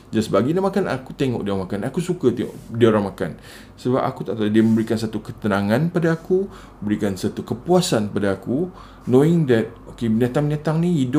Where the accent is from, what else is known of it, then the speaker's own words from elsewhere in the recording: Singapore; sebab masa aku kecil-kecil dulu kita orang duduk kat Singapura kan Navy base kat Singapura and datuk aku dari Muar